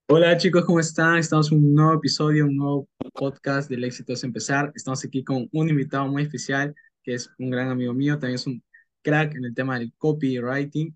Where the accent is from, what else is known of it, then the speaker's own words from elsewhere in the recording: Peru; tengo 19 años, soy de Perú